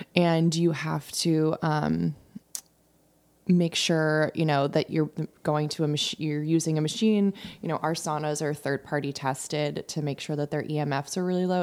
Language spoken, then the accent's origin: English; Darien, Connecticut, United States; also born or lived in London / Norwalk; I grew up in Darien, so I grew up in the area.